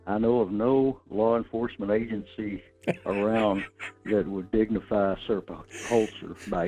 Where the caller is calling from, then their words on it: North Pole, Alaska, United States; in North Pole